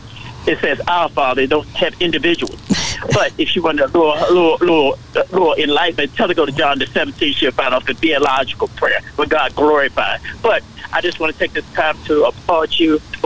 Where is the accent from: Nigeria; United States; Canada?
United States; Maryland; moved away; I grew up in Maryland